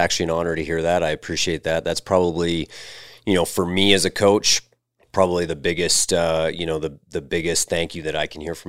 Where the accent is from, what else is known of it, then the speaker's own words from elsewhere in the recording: Red Deer, Alberta, Canada; also born or lived in Australia; Yeah, I grew up in Red Deer. So, you know, really similar to a lot of the Calgary players that we coach here.